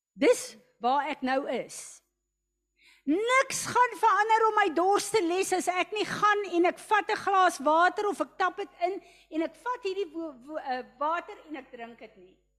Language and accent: Afrikaans; South Africa; ek as 'n Suid-Afrikaner